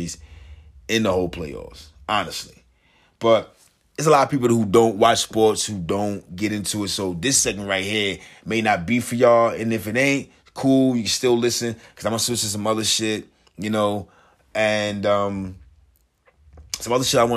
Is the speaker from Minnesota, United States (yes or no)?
no; New Jersey, United States; I'm from Jersey